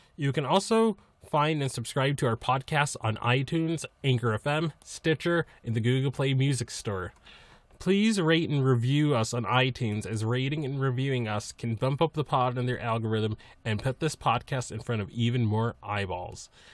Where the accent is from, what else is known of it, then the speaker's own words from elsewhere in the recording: Massachusetts, United States; I'm from Massachusetts